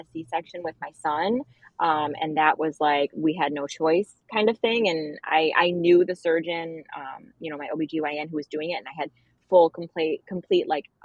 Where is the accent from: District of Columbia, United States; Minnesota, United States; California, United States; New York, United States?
New York, United States; Buffalo; I'm from Buffalo